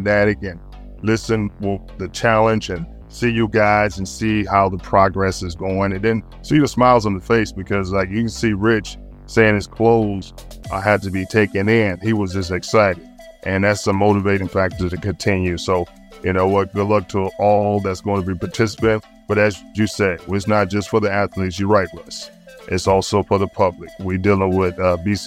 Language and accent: English; the South, United States; I'm from the South